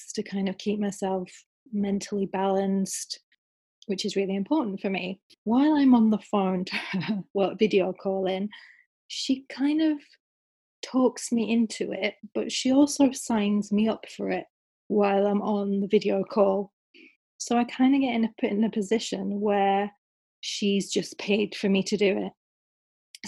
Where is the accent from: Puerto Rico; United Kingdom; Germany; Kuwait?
United Kingdom; the north of England; I moved away from the South. So I'm back in the North of England now.